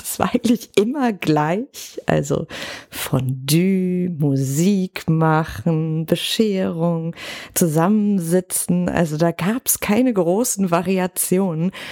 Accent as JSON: {"language": "German", "town": "Cologne", "region": "North Rhine-Westphalia", "country": "Germany", "said": "ich komme ja aus Köln"}